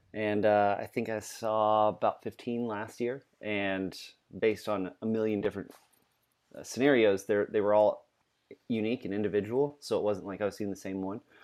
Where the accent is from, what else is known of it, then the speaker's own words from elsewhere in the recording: Louisiana, United States; now in Virginia, United States; We're both from Louisiana